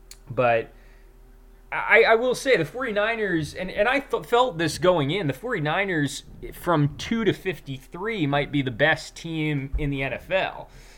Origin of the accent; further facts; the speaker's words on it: Massachusetts, United States; I grew up in Massachusetts.